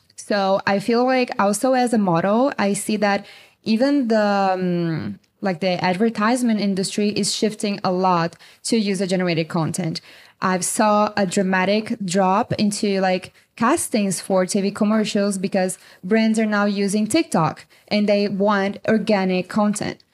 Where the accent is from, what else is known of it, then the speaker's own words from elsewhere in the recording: Brazil; moved away as an adult; also born or lived in China / Colombia / Mexico / Canada; now in United States; I'm from Brazil. I'm living in the U S since two thousand nineteen.